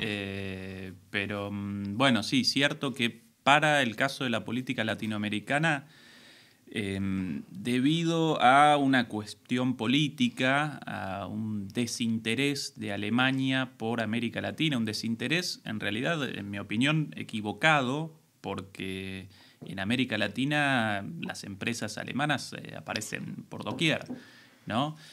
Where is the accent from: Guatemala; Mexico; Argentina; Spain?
Argentina; Buenos Aires; moved away as an adult; now in Berlin, Germany; como porteño, mm. acostumbrado a una, una ciudad muy grande